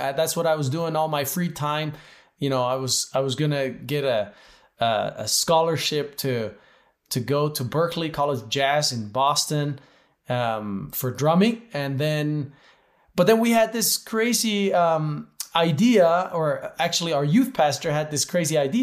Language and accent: English; Switzerland; I grew up in Switzerland, but to an American mom